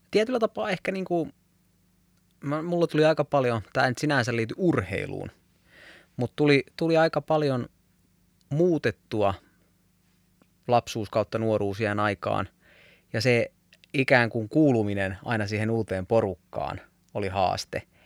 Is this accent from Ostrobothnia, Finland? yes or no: yes; Ostrobothnia, Finland; moved away; also born or lived in Southern Finland (Helsinki); kun muutin Pohjanmaalta Etelä-Suomeen